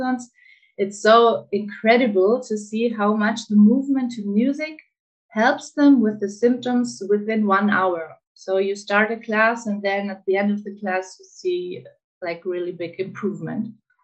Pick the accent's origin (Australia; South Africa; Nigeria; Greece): Greece; I grew up in Greece, and in Greece, traditional dances are a big thing